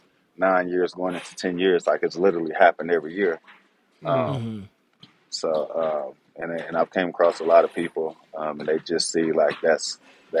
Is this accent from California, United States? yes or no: no; Houston, Texas, United States; also born or lived in Pasadena, Texas; I was born in Houston, but mom moved us